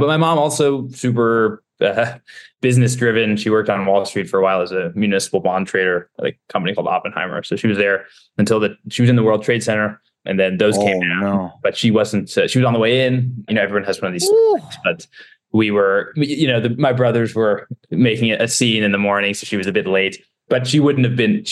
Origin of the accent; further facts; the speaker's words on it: Stamford, Connecticut, United States; moved away; So I was born in Stamford, Connecticut. I grew up there